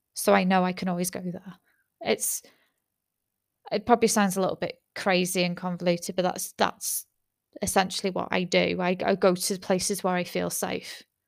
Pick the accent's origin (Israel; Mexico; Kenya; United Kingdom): United Kingdom; I'm British